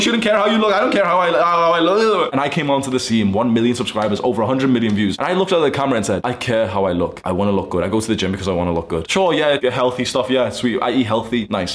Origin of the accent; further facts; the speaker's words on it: United Kingdom; moved away as an adult; now in Dubai, United Arab Emirates; my kickboxing club in my hometown back in the UK